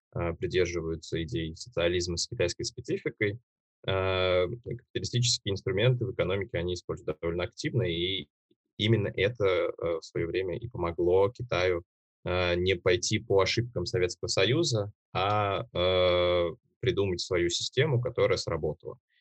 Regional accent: Uzbekistan; now in Moscow, Russia; Родом я сам из Узбекистана

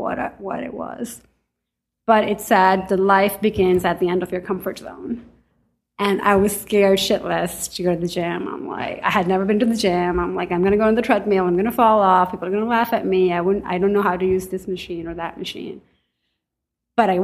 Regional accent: Pakistan; also born or lived in Staten Island, New York / Manhattan, New York; now in New York, United States; So I grew up in Pakistan. I came to New York in 97.

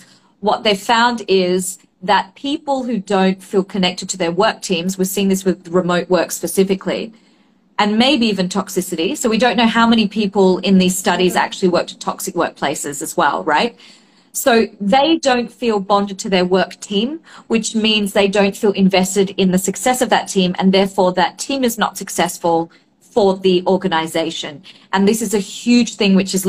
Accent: Australia; I grew up in Australia

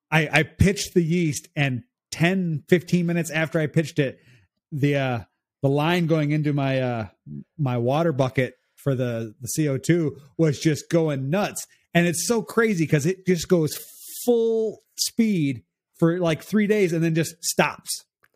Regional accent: Chicago, Illinois, United States; I'm actually from north of Chicago, northwest of Chicago, but that's the closest city that anybody knows.

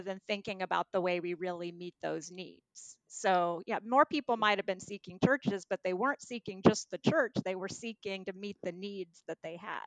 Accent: Kansas, United States; moved away; When I was growing up in Kansas

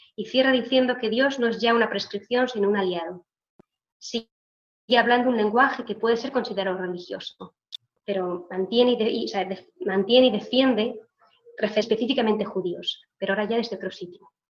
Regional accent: Israel

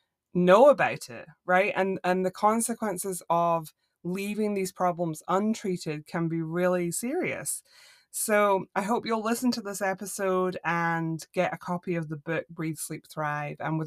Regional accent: Scotland, United Kingdom; moved away as an adult; also born or lived in Northeast Florida, United States; now in Florida, United States; I grew up in Scotland, but I've lived in the States for like 15 years since my kids were born.

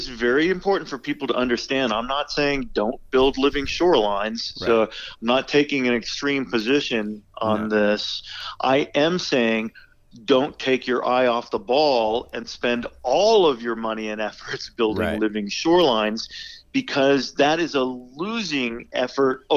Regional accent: Virginia Peninsula, United States; I grew up on the Virginia Peninsula

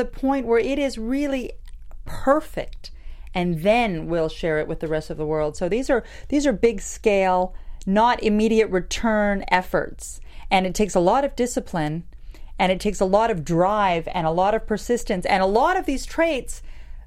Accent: Canada; I'm Canadian as well

